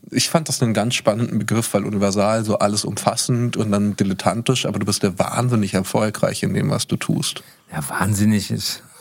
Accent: Cologne, North Rhine-Westphalia, Germany; moved away as an adult; also born or lived in Berlin; geboren in Köln.

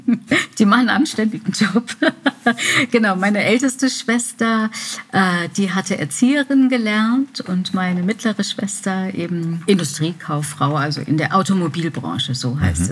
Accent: Remscheid, North Rhine-Westphalia, Germany; während Abiturszeiten und so in Remscheid, wo ich geboren bin

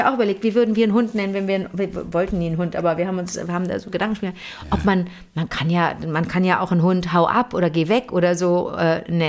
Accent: Bingen, Rhineland-Palatinate, Germany; eine Auto- und Eventfähre in meiner Heimatstadt Bingen.

